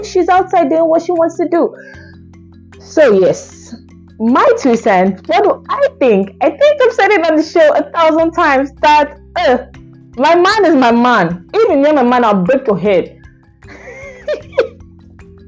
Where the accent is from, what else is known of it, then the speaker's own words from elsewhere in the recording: Nigeria; as a Nigerian that I am